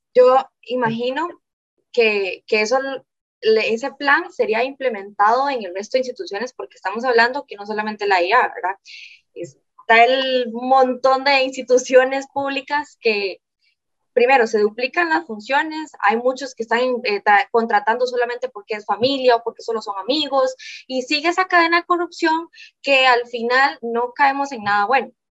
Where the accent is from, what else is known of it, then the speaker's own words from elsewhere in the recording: Guápiles, Limón, Costa Rica; Vivo en Guapiles, yo soy de Guapiles